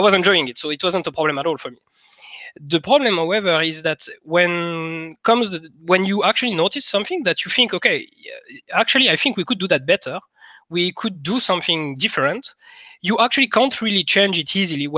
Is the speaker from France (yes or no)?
yes; France; accent: French; English is a second language; moved away as an adult; also born or lived in Finland; now in Estonia; I come from France